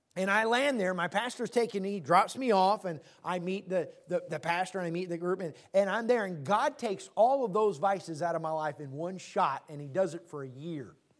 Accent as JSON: {"language": "English", "town": "Tacoma", "region": "Washington", "country": "United States", "tie": "born or raised there", "said": "I grew up in Tacoma."}